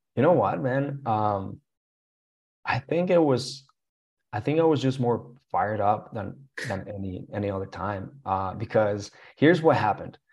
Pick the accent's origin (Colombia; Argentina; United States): Colombia; English is a second language; now in Canada; going back to Colombia